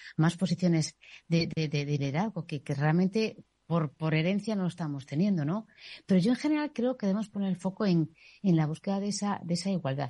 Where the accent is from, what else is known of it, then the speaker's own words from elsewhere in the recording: Galicia, Spain; moved away; soy gallega y he vivido un matriarcado.